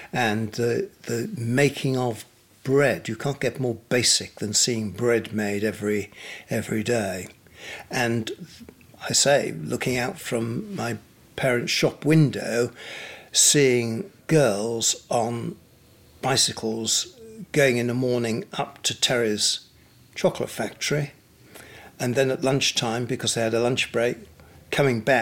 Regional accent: York, Yorkshire and the Humber, United Kingdom; also born or lived in Pontefract / Leeds / Ripon / Scarborough; I was born in Pontefract, lived in Leeds, Ripon, York, and then to Scarborough, and then back to York to University. It was a wondrous childhood. My parents were master bakers. We had two bakery shops in York

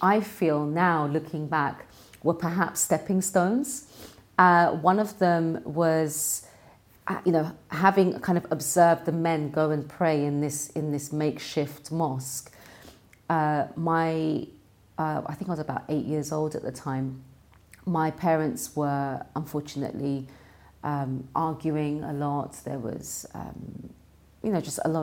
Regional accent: London, United Kingdom; I was born and raised in London

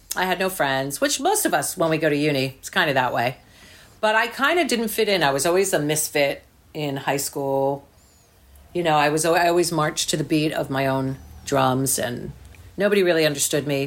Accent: New Jersey, United States; I grew up in New Jersey

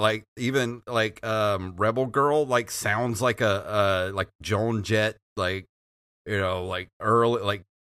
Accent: Mississippi, United States; From Gulf Coast.

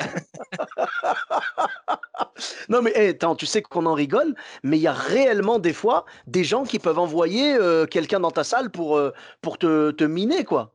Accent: Bordeaux, Nouvelle-Aquitaine, France; Chez nous, à Bordeaux

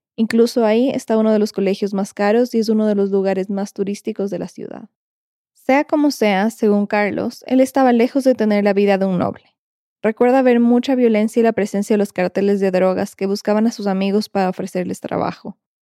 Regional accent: Ecuador; lo que en mi país, Ecuador, se dice una pachanguita

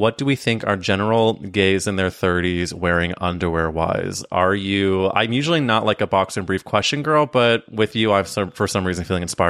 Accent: Midwest, United States; because I grew up in the Midwest

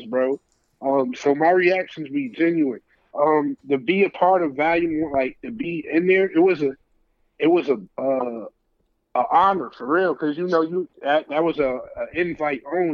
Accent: New York City, New York, United States; now in Atlanta, United States; I'm from Brooklyn

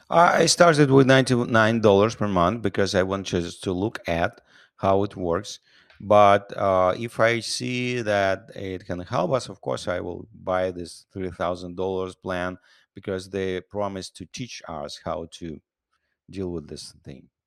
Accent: Siberia, Russia; also born or lived in Ukraine / New York, United States; now in United States; I was born in Russia, in Siberia. I'm a Ukrainian citizen.

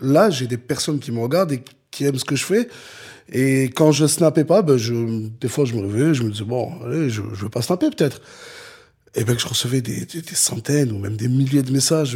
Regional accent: Perpignan, Occitania, France; je suis de Perpignan, c'est la ville la plus au sud de France

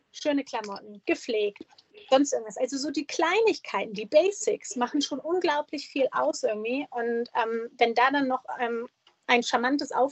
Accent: Germany; wir Deutschen

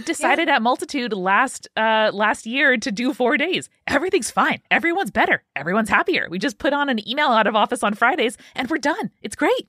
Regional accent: New York, United States; I'm from New York, and I spent a, a large portion of my school year driving to school in the darkness

